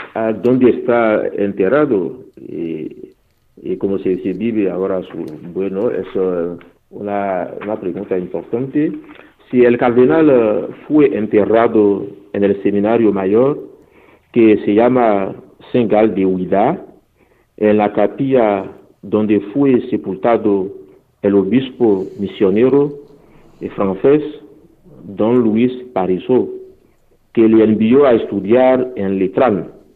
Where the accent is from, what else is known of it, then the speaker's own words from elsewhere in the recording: Benin; first language Fon; Spanish is a second language; moved away; misioneros que han llegado en mi país, Benin